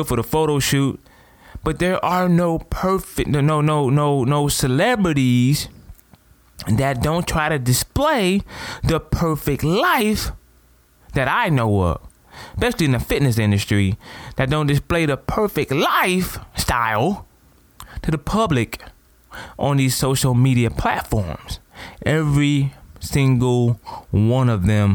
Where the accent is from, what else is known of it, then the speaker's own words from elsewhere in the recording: Toledo, Ohio, United States; I'm from Toledo, Ohio.